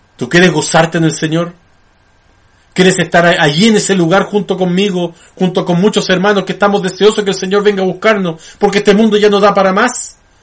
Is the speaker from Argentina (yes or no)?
no; Chile